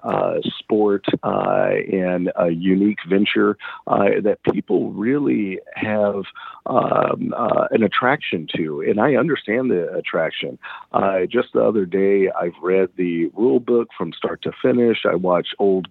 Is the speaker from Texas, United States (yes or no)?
yes; Galveston, Texas, United States; accent: Southern; moved away as an adult; also born or lived in Minnesota; you may hear some Southern accent or some Southern drawl in my dialect. That's because I come from Galveston Island